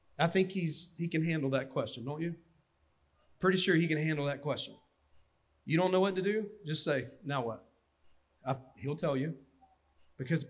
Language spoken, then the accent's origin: English; Dillon County, South Carolina, United States; I'm from Dillon County, and in the Sunday school we had donuts and Mountain Dew